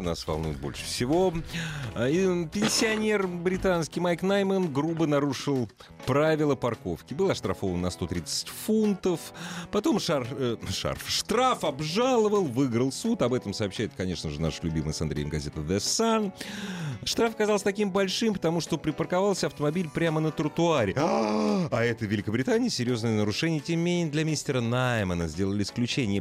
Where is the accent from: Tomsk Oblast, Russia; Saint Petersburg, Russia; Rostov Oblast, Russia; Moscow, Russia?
Moscow, Russia; Мы, москвичи